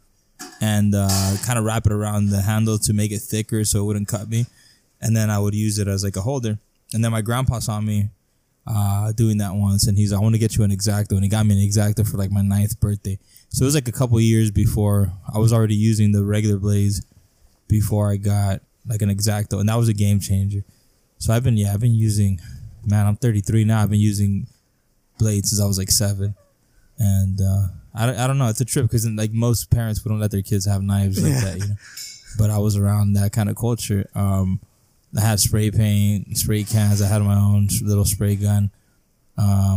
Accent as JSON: {"language": "English", "town": "El Centro", "region": "California", "country": "United States", "tie": "born or raised there", "also_born_or_lived": "Calexico", "said": "pretty much born and raised in El Centro."}